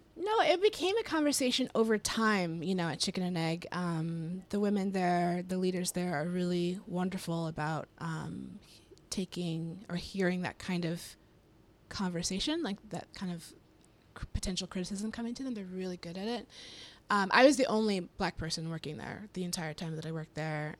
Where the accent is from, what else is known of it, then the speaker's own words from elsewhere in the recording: Colorado, United States; I'm from Colorado, so I grew up in very white spaces all the time